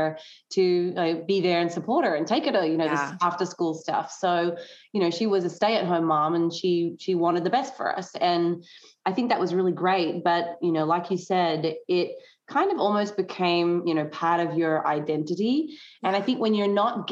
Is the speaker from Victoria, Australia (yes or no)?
no; Tasmania, Australia; moved away as an adult; also born or lived in mainland Australia; now in United States; I grew up in Tasmania, which is I guess one of the states of Australia.